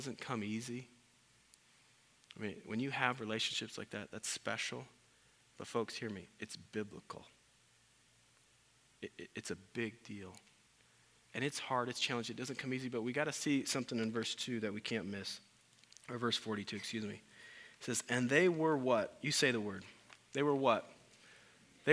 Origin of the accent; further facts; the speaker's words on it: Iowa, United States; I'm from Iowa